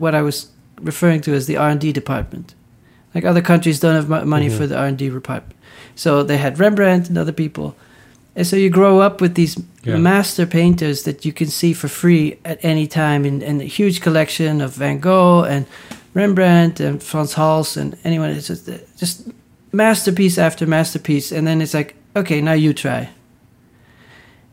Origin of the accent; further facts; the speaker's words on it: Netherlands; growing up in the Netherlands